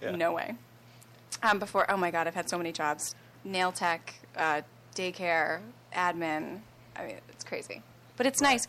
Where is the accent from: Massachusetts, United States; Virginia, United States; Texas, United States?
Massachusetts, United States; Plainville; I grew up in Plainville, Massachusetts.